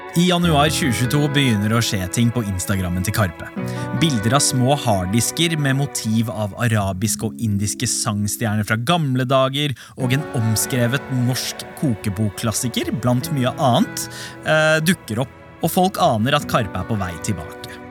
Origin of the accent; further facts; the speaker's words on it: Norway; minner som definerer oss som nordmenn